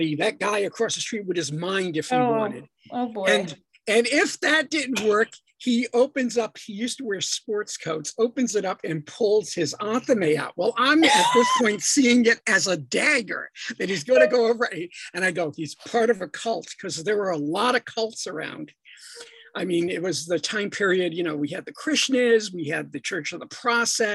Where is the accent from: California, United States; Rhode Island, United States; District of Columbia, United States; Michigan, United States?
Rhode Island, United States; Providence; I'm originally from Providence, Rhode Island.